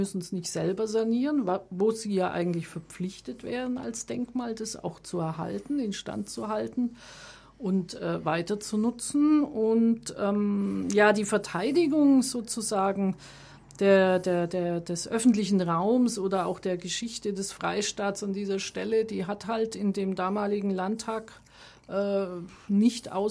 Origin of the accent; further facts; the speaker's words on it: Augsburg, Bavaria, Germany; born there; now in Munich, Germany; Ich kam zum Studieren, zum Studium der Informatik nach München, geboren ursprünglich in Augsburg